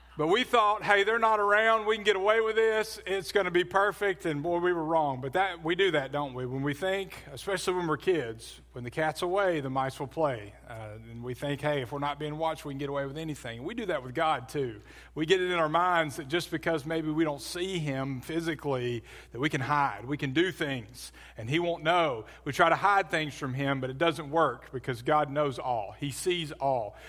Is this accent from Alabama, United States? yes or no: yes; Birmingham, Alabama, United States; also born or lived in Adamsville, Alabama; As a kid, I grew up in Birmingham. I lived in, uh, Forestdale, which is southwest, a suburb of, uh, southwest of Birmingham